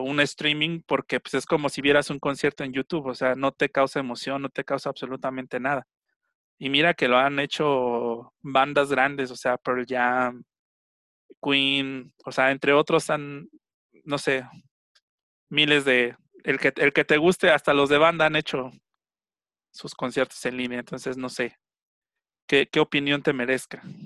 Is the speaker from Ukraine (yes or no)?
no; Mexico; yo al final soy mexicano